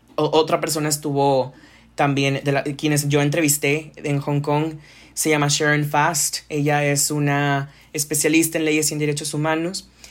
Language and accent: Spanish; Monterrey, Nuevo León, Mexico; acá en Monterrey, de donde soy